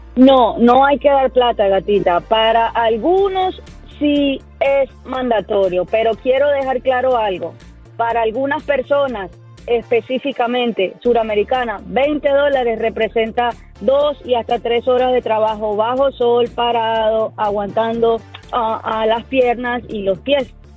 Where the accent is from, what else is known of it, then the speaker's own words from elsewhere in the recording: Santa Marta, Magdalena, Colombia; moved away; Extraño mucho mi tierra, Santa Marta